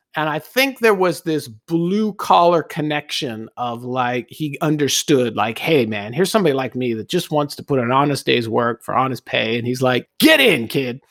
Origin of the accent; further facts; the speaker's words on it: Los Angeles, California, United States; born and raised in Los Angeles, traffic and driving was just ingrained in my, uh, growing up